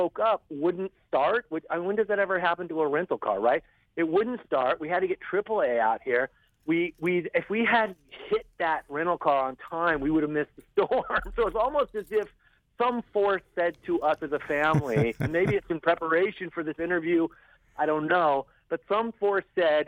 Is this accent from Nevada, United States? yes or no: no; Southern California, United States; now in New York City, United States; I'm from Southern California